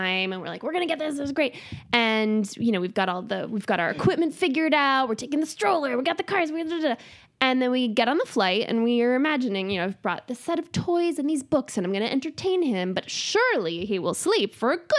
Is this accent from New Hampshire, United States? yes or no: yes; New Hampshire, United States; also born or lived in New England; now in Los Angeles area, United States; I grew up in New Hampshire